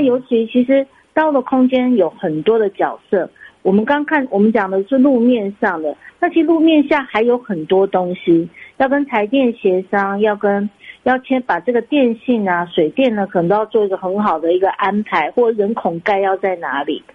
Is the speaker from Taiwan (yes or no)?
yes; Taiwan; 我们都是台湾长大的一个，呃孩子，孩嗯子